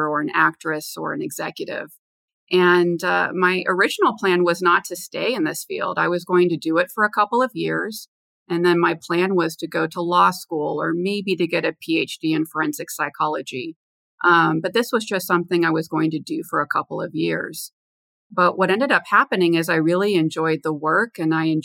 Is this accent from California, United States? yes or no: yes; Los Angeles, California, United States; moved away as an adult; also born or lived in Washington, D.C.; I'm from Los Angeles originally, and I went to Georgetown University in Washington, D.C.